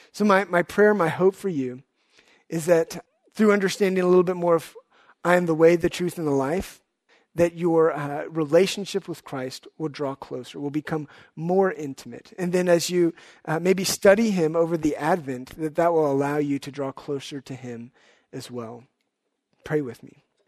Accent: Houston, Texas, United States; also born or lived in Dallas; I grew up in Houston

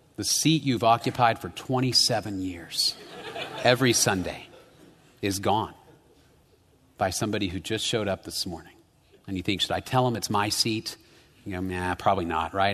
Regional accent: United States; my tamale rights as an American

